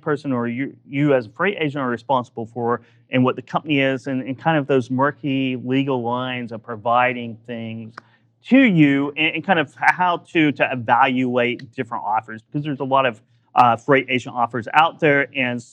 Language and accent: English; Oklahoma, United States; I'm from Oklahoma